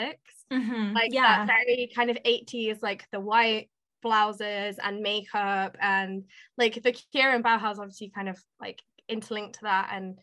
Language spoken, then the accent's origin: English; United Kingdom; being British